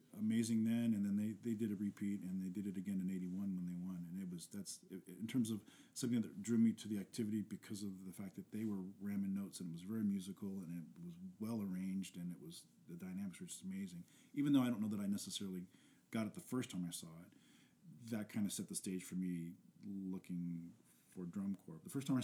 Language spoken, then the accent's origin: English; Springfield, Virginia, United States; also born or lived in Washington D.C.; in my hometown, just outside D.C. in Springfield, Virginia